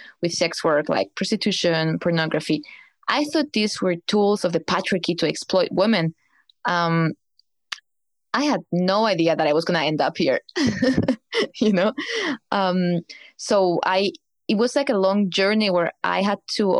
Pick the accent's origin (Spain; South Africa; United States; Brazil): Spain; moved away as an adult; now in Berlin, Germany; I came to Berlin escaping from Spain because I didn't feel well back there